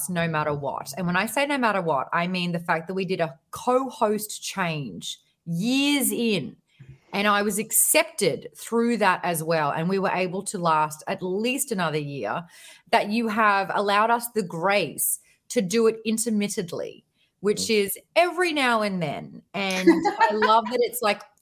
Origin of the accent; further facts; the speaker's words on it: Australia; as an Australian